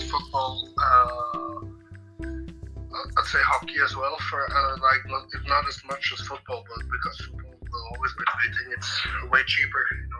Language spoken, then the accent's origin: English; Norway; I'm from a small city right outside of Oslo. It's like probably 10, 15 minutes outside, so it's pretty close to the capital.